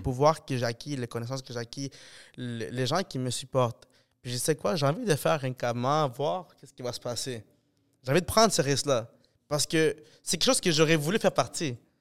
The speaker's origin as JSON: {"language": "French", "town": "Montreal", "region": "Quebec", "country": "Canada", "said": "je suis de fucking Montréal"}